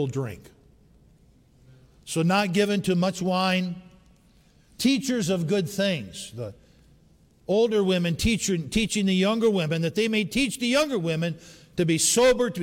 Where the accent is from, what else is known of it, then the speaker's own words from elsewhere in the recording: Upper Peninsula of Michigan, United States; moved away; we were raised in the Upper Peninsula of Michigan